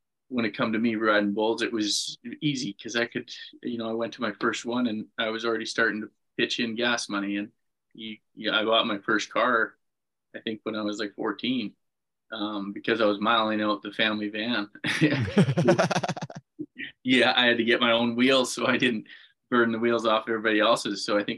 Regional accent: Manitoba, Canada; I mean, I say this story a bunch, but the very first bull riding I went to was a Cody Snyder bull busting in Winnipeg.

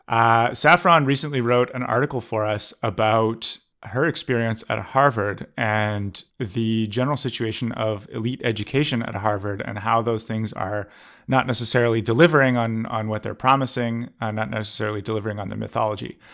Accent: Canada; I grew up in Canada

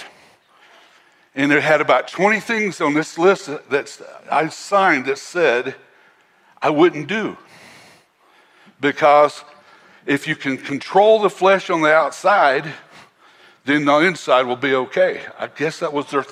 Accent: North Carolina, United States; where I grew up was in North Carolina

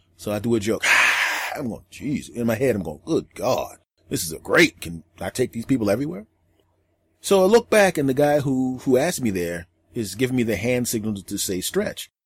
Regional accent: Philadelphia, Pennsylvania, United States; moved away; my hometown of Philadelphia

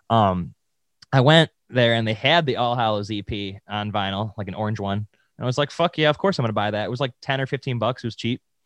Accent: Williamsville, New York, United States; Williamsville over here

